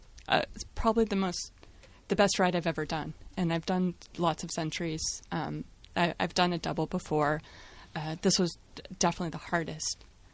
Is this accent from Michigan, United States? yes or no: no; Salem, Oregon, United States; Hi, I'm …. I'm from Salem, Oregon.